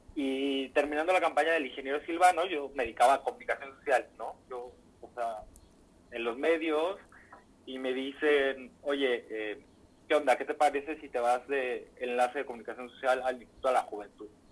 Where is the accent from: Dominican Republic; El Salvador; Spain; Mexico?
Mexico; Michoacán; moved away as an adult; now in Jalisco, Mexico; lejos de mi tierra, que, que, es algo que extraño y me duele mucho, pero con este compromiso tan grande que tengo que, pues bueno, ya trabajé mucho por Michoacán